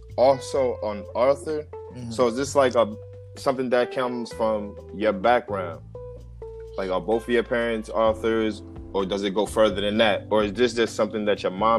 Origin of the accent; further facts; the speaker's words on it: New Jersey, United States; I am from New Jersey